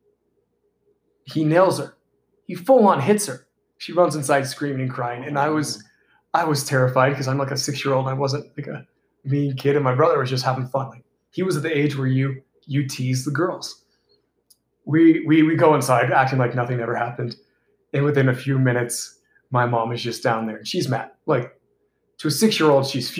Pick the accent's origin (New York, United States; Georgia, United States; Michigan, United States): Georgia, United States; We grew up in Georgia and we had a lake behind our house